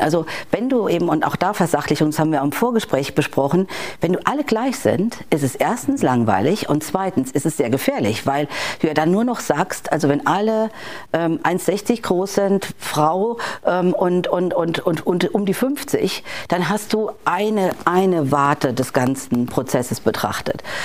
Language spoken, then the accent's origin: German; Rhineland-Palatinate, Germany; ich komme ja gebürtig aus Rheinland-Pfalz